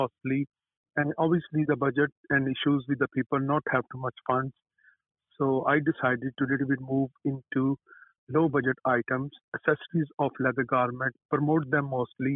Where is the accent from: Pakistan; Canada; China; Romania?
Pakistan; moved away as an adult; I came from Pakistan in this country, and I worked hard. I did have a basic education from back home